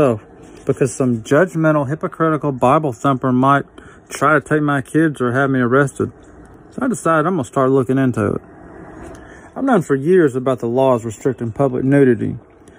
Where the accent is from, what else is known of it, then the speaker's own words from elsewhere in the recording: Arkansas, United States; my home state of Arkansas